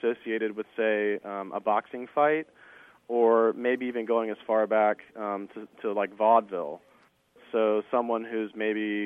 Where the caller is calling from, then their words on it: Jacksonville, Florida, United States; I'm calling from Jacksonville, Florida